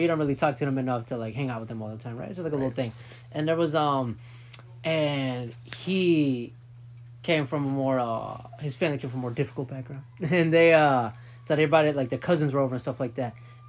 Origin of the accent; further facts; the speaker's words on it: Florida, United States; My grandparents, I come from Florida. My grandparents lived in Florida.